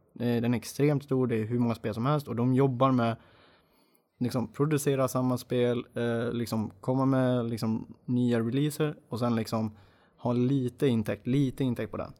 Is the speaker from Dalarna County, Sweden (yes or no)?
yes; Dalarna County, Sweden; moved away; jag är från början dalmas, det hoppas jag hörs.